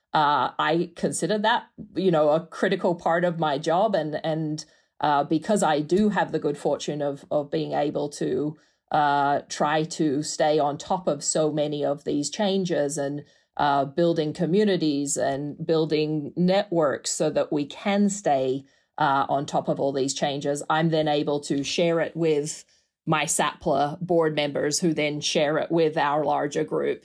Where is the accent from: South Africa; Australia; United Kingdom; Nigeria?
Australia; Perth, Western Australia; moved away as an adult; also born or lived in New York; now in Clemson, United States; Perth is so far away. I mean, if you channel through the globe from where I'm sitting right now, you'll come out in my hometown